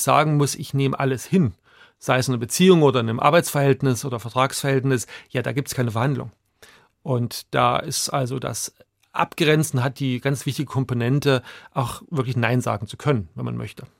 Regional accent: Chemnitz, Saxony, Germany; also born or lived in Hungary; now in Zurich, Switzerland; ich bin in der DDR aufgewachsen

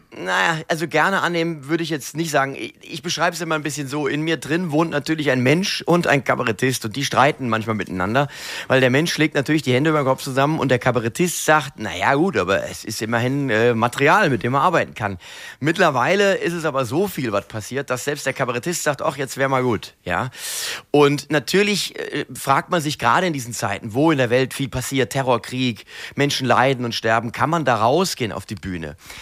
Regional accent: Mainz, Rhineland-Palatinate, Germany; Ich bin ja ein echter Mainzer. Ich bin ja hier geboren, hier aufgewachsen

